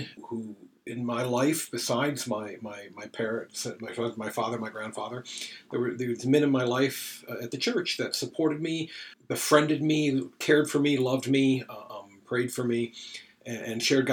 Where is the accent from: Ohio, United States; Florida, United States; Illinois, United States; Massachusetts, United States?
Illinois, United States; moved away as an adult; also born or lived in Indiana / Michigan; now in Easton, Maryland, United States; Technically grew up in Illinois, went to college in Indiana